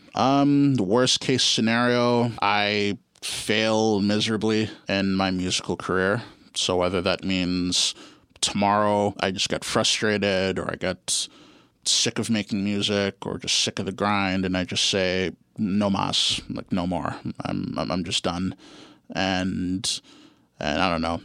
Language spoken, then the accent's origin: English; Guelph, Ontario, Canada; also born or lived in Ottawa; now in Toronto, Canada; I grew up in Guelph.